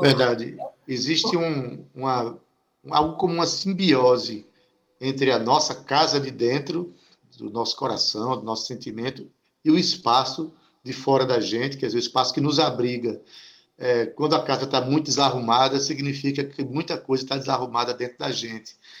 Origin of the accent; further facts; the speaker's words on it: Itabaiana, Paraíba, Brazil; minha terra itabaiana